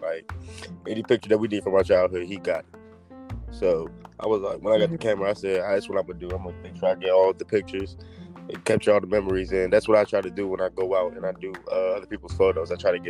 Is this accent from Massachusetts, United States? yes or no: no; Waldorf, Maryland, United States; Waldorf, Maryland.